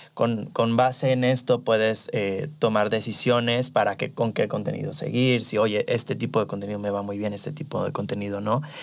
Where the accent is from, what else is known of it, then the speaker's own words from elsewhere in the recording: Los Cabos, Baja California Sur, Mexico; moved away as an adult; now in Guadalajara, Mexico; soy de Los Cabos, pero me vine ya para acá hace unos meses